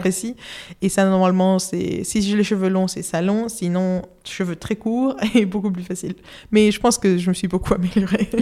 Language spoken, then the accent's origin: French; Madrid, Community of Madrid, Spain; French is a second language; now in London, United Kingdom; j'habite à Londres, mais euh, je suis de Madrid, Espagne, et je parle français parce que j'étudiais à une école française depuis toute petite